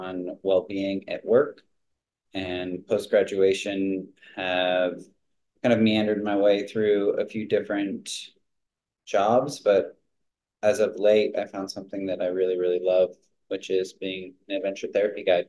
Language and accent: English; Ojai, California, United States; also born or lived in Costa Rica; I'm from California, Ojai, California, to be specific.